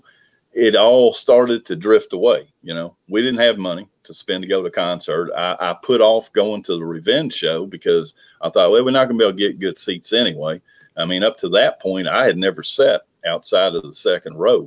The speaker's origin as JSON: {"language": "English", "town": "Lexington", "region": "Kentucky", "country": "United States", "tie": "born or raised there", "said": "I grew up in Lexington, Kentucky, not a huge town"}